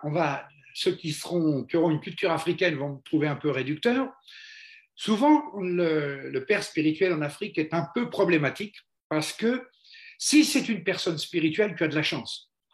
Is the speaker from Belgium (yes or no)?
no; France; on est français